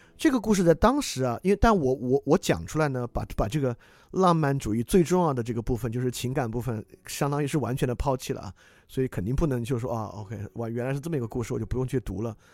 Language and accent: Chinese; China; 对于我们中国人来讲